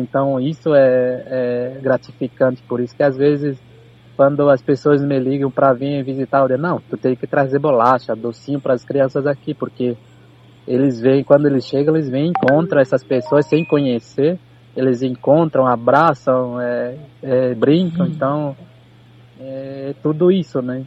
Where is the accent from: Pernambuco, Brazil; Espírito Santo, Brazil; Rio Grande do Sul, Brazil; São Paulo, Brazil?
Rio Grande do Sul, Brazil; Viamão; somos nós aqui de Itapuã